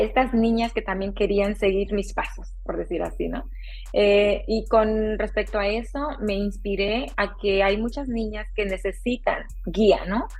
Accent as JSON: {"language": "Spanish", "region": "Oaxaca", "country": "Mexico", "tie": "born or raised there", "also_born_or_lived": "Texas, United States", "moved": "yes", "lives_now": "San Francisco Bay Area, United States", "said": "soy originaria de Oaxaca, México."}